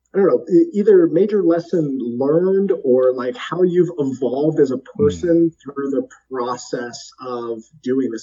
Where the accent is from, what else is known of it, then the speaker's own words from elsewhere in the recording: Alaska, United States; we grew up together in Alaska